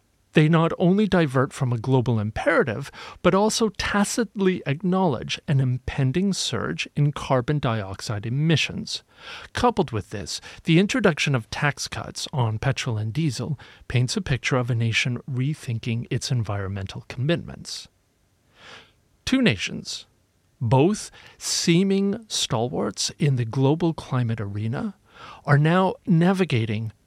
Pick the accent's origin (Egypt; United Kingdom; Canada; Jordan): United Kingdom; my home country, the United Kingdom